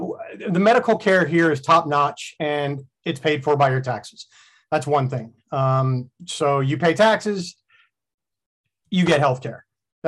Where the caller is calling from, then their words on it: Frankston, Victoria, Australia; I am joining you from Melbourne, Australia, on the far side of the world, on the other hemisphere, actually, from the lovely port of Melbourne. In the lovely city of Melbourne, in the suburb of Frankston.